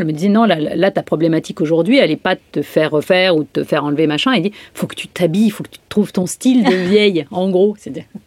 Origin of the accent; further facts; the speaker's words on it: Brittany, France; je suis bretonne, la totale